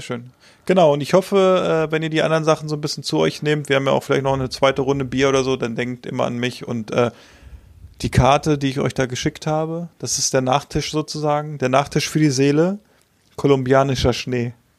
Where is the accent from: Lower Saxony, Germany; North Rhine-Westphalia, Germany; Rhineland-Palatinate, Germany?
Lower Saxony, Germany; Hanover; als Hannoveraner